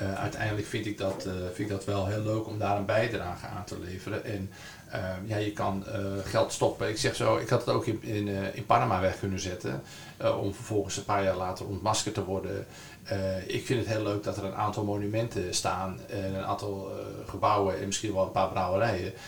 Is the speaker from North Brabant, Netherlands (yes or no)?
no; Zaanstreek, North Holland, Netherlands; ik kom uit de Zaanstreek, en, dus ik ken het gebied goed